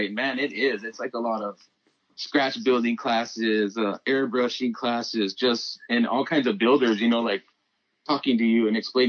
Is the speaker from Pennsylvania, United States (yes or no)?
no; Phoenix, Arizona, United States; growing up in Phoenix